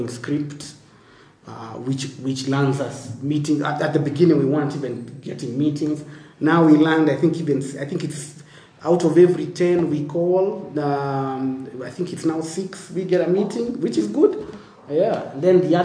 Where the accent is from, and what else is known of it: Kenya